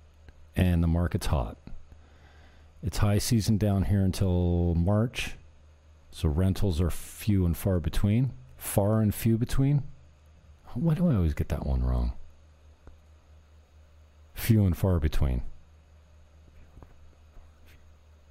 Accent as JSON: {"language": "English", "area": "Niagara", "region": "Ontario", "country": "Canada", "moved": "yes", "said": "I come from the Great White North"}